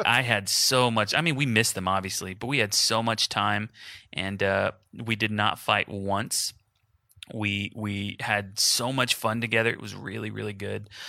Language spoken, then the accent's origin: English; Houston, Texas, United States; now in Wichita, United States; So my family's in Houston. I'm from Houston